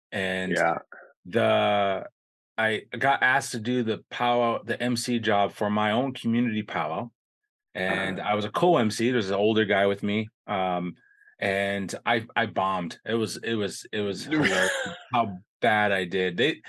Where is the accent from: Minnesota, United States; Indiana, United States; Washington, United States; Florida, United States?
Minnesota, United States; Lower Sioux Indian Community, Southwest; I'm from Minnesota.